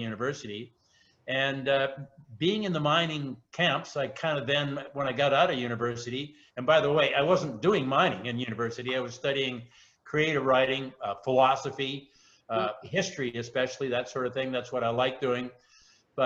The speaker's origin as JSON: {"language": "English", "town": "Chilliwack", "region": "British Columbia", "country": "Canada", "tie": "born or raised there", "lives_now": "Vancouver Island, Canada", "said": "I was born in Chilliwack. I grew up on a farm there."}